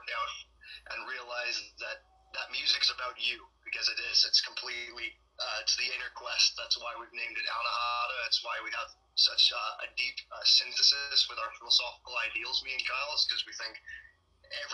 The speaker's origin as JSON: {"language": "English", "country": "United Kingdom", "moved": "yes", "said": "I'm actually originally from England and Wales"}